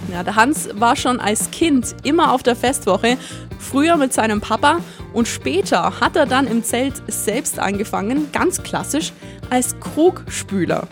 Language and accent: German; Allgäu, Germany; bei uns im Allgäu